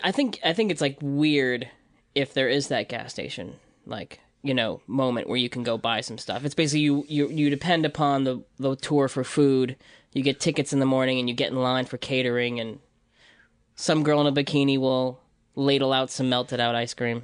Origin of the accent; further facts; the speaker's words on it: Libertyville, Illinois, United States; moved away; I'm from Illinois, Libertyville, Illinois, so it's just, like, on the border